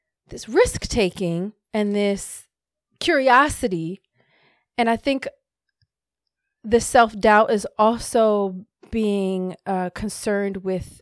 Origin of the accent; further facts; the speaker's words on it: Hawaii, United States; I was born in Hawaii